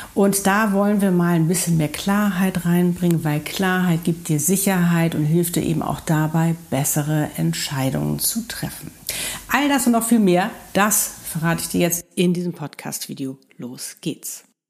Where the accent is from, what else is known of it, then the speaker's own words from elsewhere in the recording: Hamburg, Germany; moved away; Hamburg ist meine Heimatstadt.